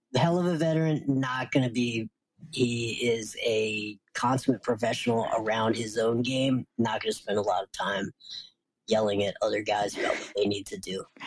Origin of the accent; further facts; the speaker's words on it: Wilmington, Delaware, United States; my hometown of Wilmington, Delaware.